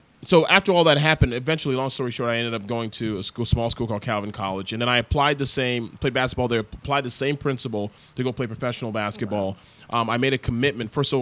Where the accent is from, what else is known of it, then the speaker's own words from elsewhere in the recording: Toronto, Ontario, Canada; moved away; I was born and raised in Toronto, Canada. My parents are Nigerian.